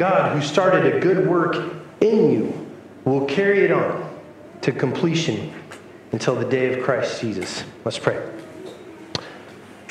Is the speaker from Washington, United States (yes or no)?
no; New Mexico, United States; my hometown in New Mexico